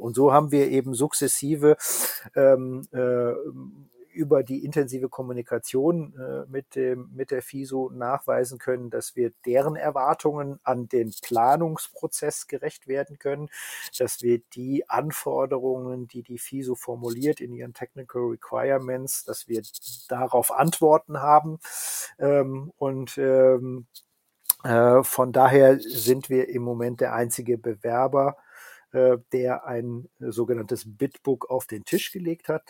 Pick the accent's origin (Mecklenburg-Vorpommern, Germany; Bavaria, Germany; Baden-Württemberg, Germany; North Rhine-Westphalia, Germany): North Rhine-Westphalia, Germany; Rhine-Ruhr region; ich komme ja selber aus der Region